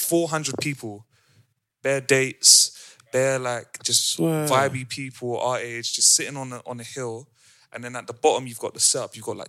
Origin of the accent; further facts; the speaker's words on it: London, United Kingdom; every time we would say, I'm from London, she's from Amsterdam, they'd be like, oh, word, you from London?